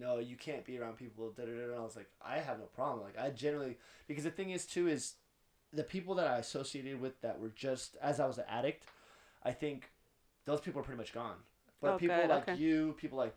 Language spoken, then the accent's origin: English; Arcadia, California, United States; also born or lived in Lincoln Heights, Los Angeles; I grew up in Lincoln Heights and I grew up in Arcadia